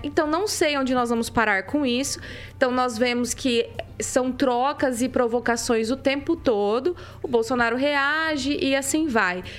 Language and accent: Portuguese; Maringá, Paraná, Brazil; eu sou a única maringaense aqui?